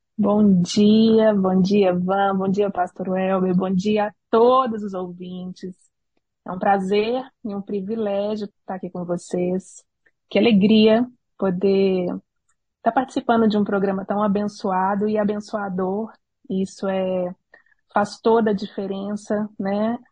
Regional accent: Belo Horizonte, Minas Gerais, Brazil; moved away as an adult; now in Texas, United States; nós somos de Belo Horizonte, Minas Gerais

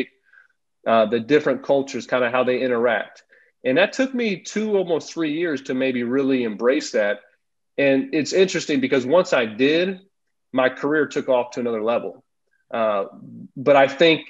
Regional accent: United States; as an American

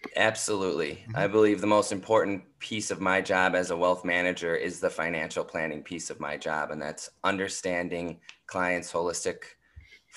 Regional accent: St. Paul, Minnesota, United States; moved away as an adult; now in New York City, United States; I'm from St. Paul, Minnesota, and I'm the oldest of two

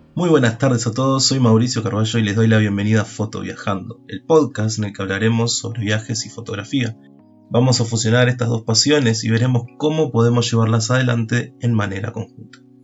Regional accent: Uruguay; Nací en Uruguay y soy docente de primaria.

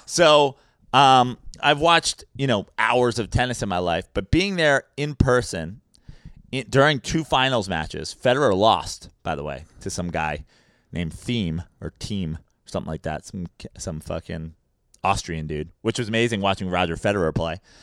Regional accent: New York, United States; as a New Yorker

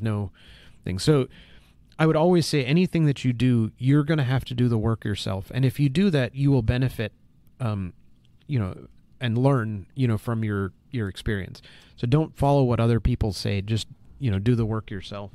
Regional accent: United States; as an American

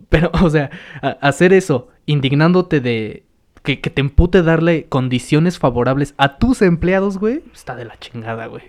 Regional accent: Mexico

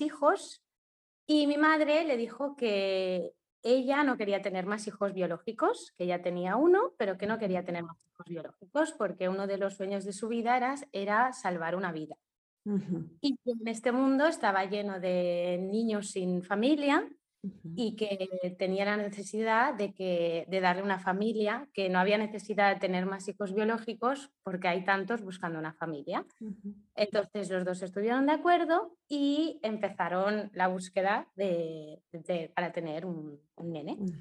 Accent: Mallorca, Balearic Islands, Spain; also born or lived in Ibagué, Colombia; soy de Mallorca, de España

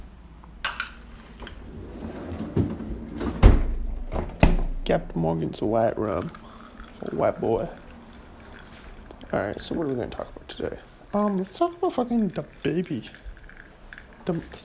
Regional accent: Canada; I am Canadian

